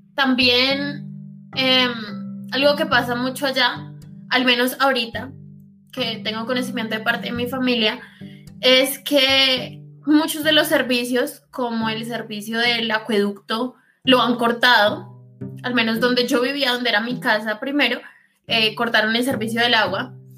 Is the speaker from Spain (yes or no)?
no; Bogotá, Colombia; moved away as an adult; now in Envigado, Colombia; yo soy de Bogotá. Nací en el sur de Bogotá, específicamente Usme, y ahorita mismo estoy viviendo en Envigado, Antioquia